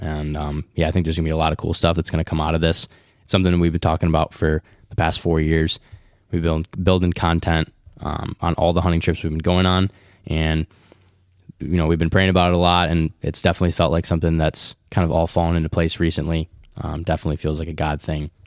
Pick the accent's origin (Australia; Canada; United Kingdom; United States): United States; West Michigan; We're three men from West Michigan